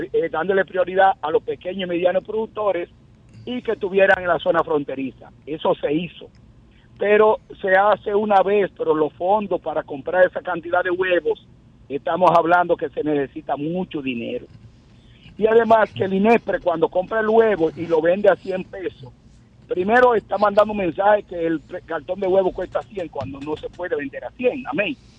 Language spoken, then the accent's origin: Spanish; Dominican Republic; Yo, quien le habla como dominicano primero, no como productor